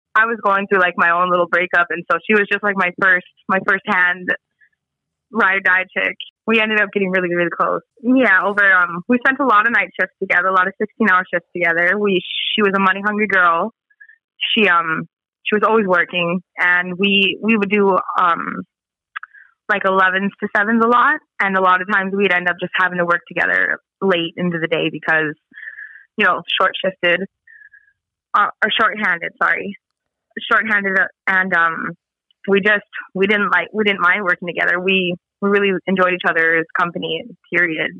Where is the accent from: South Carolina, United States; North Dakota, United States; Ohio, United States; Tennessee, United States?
North Dakota, United States; Spirit Lake Reservation; I'm from Spirit Lake Reservation